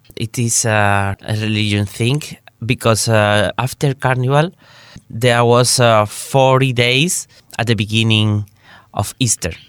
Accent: Málaga, Andalusia, Spain; English is a second language; I'm from Málaga, that it's a city at the south of Spain.

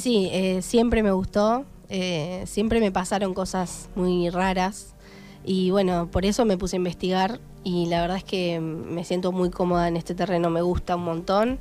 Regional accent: Darregueira, Buenos Aires Province, Argentina; moved away as an adult; yo me fui de Darreguera hace 10 años, me fui a estudiar

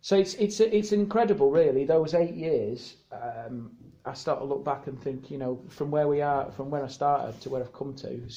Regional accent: Leeds, Yorkshire and the Humber, United Kingdom; accent: Yorkshire; now in Nottingham, United Kingdom

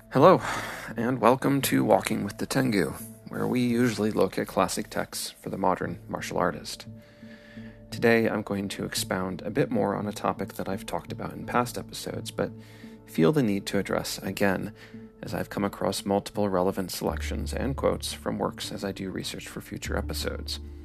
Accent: Midwest, United States; I am American with Midwestern Scandinavian influences

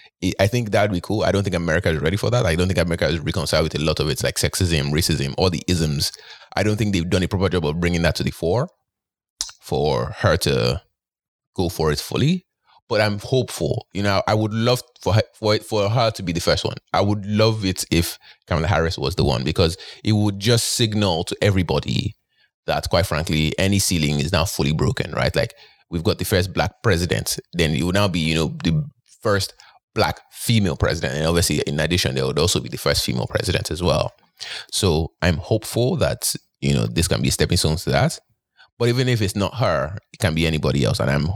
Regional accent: Nigeria; oh, I'm from Nigeria.

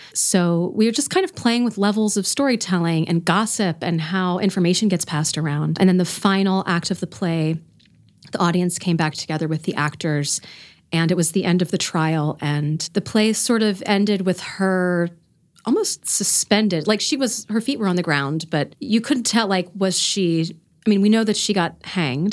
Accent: Florida, United States; moved away as an adult; also born or lived in Indiana / Bethlehem, Pennsylvania; now in Reading, United States; I am not from here. I grew up in Florida.

